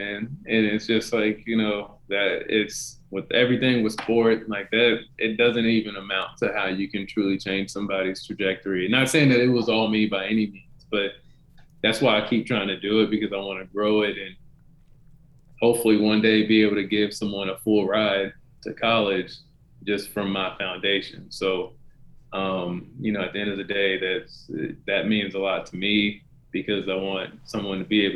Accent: Denton, Texas, United States; back in my hometown in Denton, Texas.

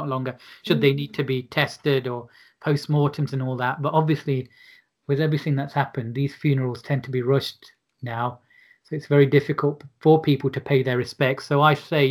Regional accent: Derby, East Midlands, United Kingdom; I was a Sikh from Derby

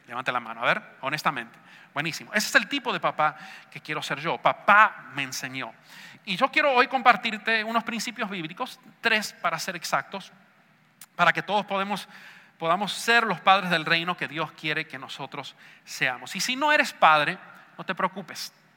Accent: Argentina; Yo sé que soy argentino

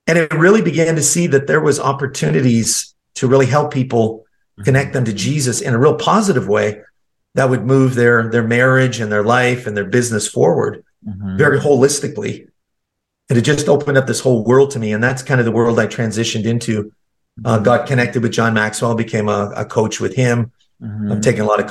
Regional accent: Canada; I was born and raised in Canada.

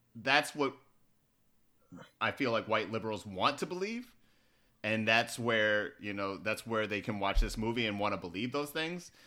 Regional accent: Baltimore, Maryland, United States; I'm from Baltimore

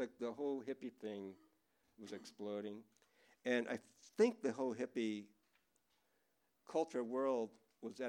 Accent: Los Angeles, California, United States; also born or lived in San Francisco / London / Larkspur; I'm from Los Angeles

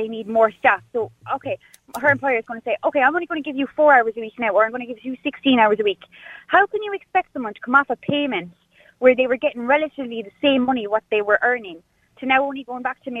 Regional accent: Ireland; I'm from the countryside

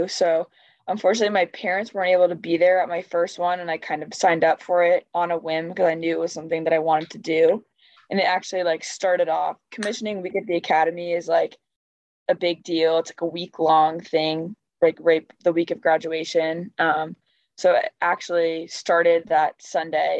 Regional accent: Massachusetts, United States; I'm from Massachusetts

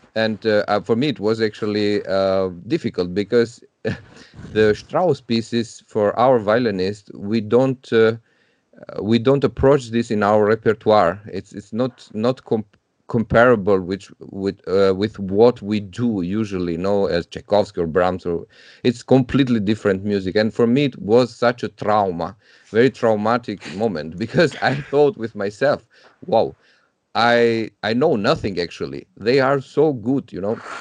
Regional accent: Tirana, Tirana County, Albania; moved away as an adult; I was growing up in Albania. I'm from Tirana

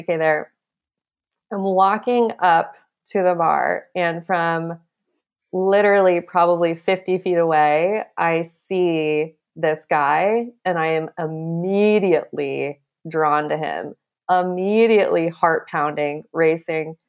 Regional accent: Montana, United States; growing up in Montana

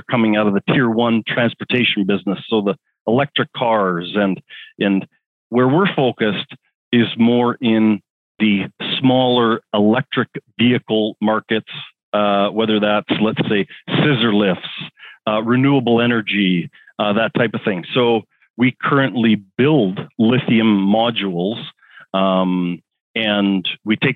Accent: Southern Alberta, Canada; We grew up on a farm down there. So we're farmers from Southern Alberta

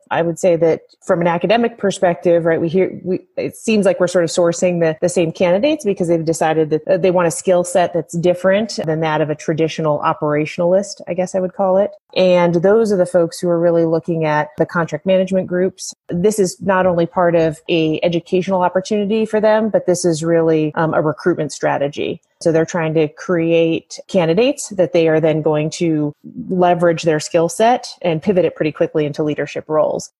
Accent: Colorado, United States; moved away as an adult; Colorado's pretty uh, pretty amazing, and I confess I'm a native uh, and left for 15 years and and came back

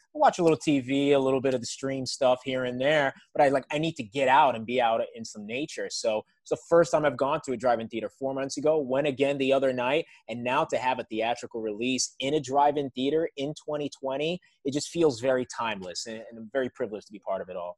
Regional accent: New York City, New York, United States; I was raised in New York City

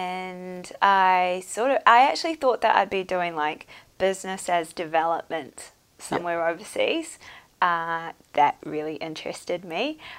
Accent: Bangladesh; It sounds quite random, but I grew up in Bangladesh and my parents had a business there.

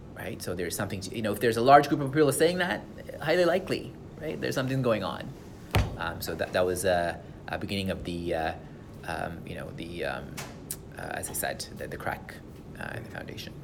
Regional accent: Sri Lanka; English is a second language; now in Canada; come from Sri Lanka

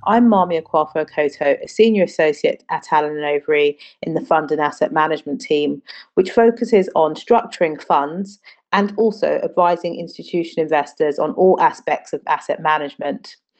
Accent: Ghana; now in London, United Kingdom; I'm from Ghana, but I live and work in London. But Ghana will always be a home for me

